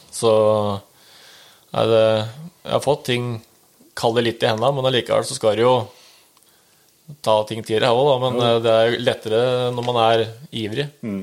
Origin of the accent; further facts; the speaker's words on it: Oslo, Norway; moved away as an adult; now in Rælingen, Norway; 30 år, fra født og oppvokst i Oslo.